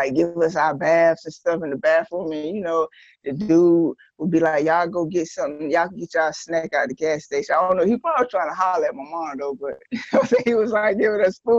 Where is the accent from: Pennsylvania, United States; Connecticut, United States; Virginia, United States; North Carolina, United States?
North Carolina, United States; Greenville; also born or lived in Long Island, New York; I was born in Long Island, but I'm originally from Greenville, North Carolina. I've been in Greenville since I was 12 years old